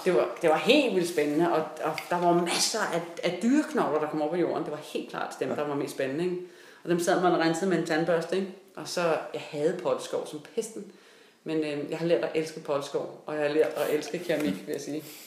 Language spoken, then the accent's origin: Danish; Denmark